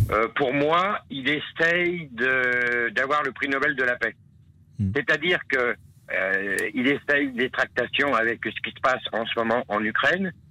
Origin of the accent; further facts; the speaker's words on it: France; Mais comme on est français, ça n'arrivera jamais chez nous.